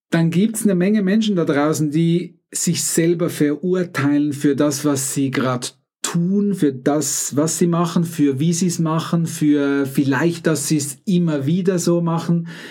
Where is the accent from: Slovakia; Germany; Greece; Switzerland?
Switzerland; accent: Swiss; ich bin Schweizer, mein Akzent ist tendenziell noch ein bisschen schweizerisch.